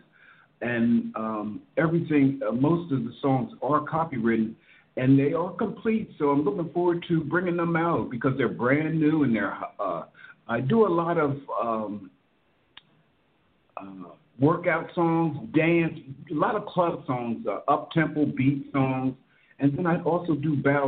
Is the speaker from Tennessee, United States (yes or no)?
no; Philadelphia, Pennsylvania, United States; I'm a songwriter from Philadelphia.